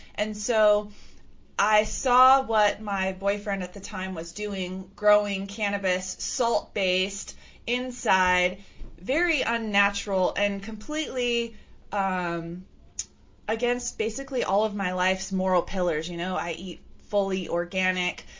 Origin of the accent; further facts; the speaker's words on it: California, United States; I grew up in California